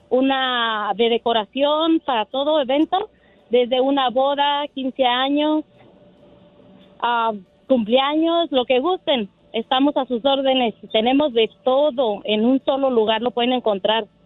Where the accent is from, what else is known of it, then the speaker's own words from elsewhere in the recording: Mexico; now in San Bernardino, United States; México, llegué aquí a Estados Unidos, a San Bernardino, California.